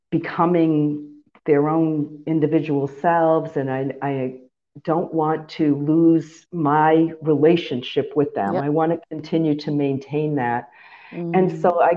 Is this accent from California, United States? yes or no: no; Massachusetts, United States; moved away as an adult; also born or lived in Florida; Massachusetts is home